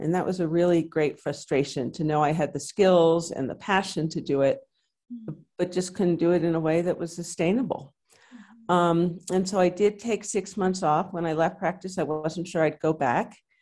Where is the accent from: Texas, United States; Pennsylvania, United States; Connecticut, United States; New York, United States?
New York, United States; New York City; moved away as an adult; now in New Mexico, United States; I grew up in New York City and met my husband on a blind date there.